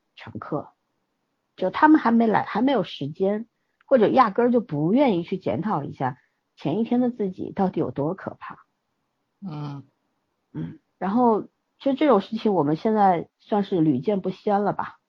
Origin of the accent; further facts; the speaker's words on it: China; 咱们是在强队长大的人